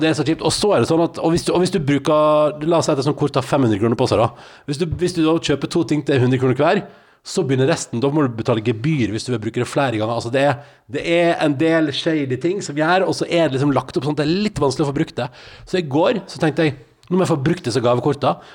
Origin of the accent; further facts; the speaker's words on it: Sunnfjord, Vestland, Norway; moved away; Jeg er jo da fra Sunnfjord